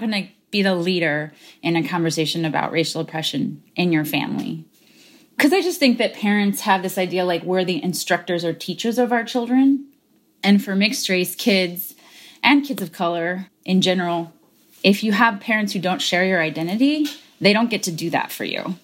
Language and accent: English; United States; I'm American, because I had an immigrant parent